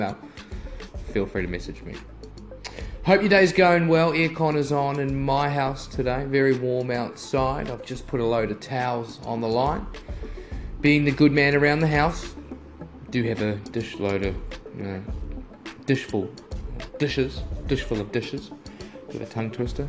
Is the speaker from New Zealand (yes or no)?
yes; New Zealand; as a Kiwi, as a kid